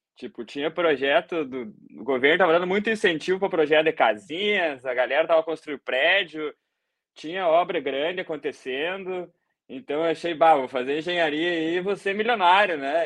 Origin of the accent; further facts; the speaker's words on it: Rio Grande do Sul, Brazil; moved away as an adult; also born or lived in Dublin, Ireland; now in Ireland; eu sou gaúcho, né? Sou do Rio Grande do Sul, lá do Brasa